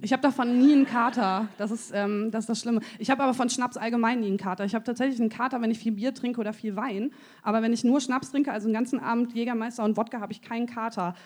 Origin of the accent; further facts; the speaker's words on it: Münsterland, North Rhine-Westphalia, Germany; ich komm aus, dem, komm aus dem Münsterland